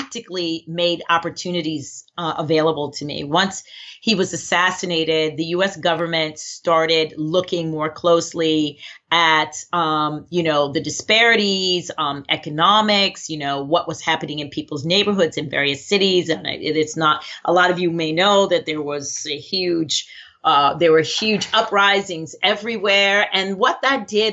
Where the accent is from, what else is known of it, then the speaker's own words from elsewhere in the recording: Baltimore, Maryland, United States; I was brought up actually in Baltimore, Maryland, with amazing parents